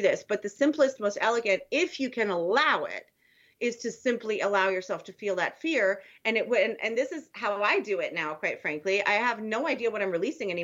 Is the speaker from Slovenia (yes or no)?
no; Germany; moved away; as a child in Germany, you know, in the 70s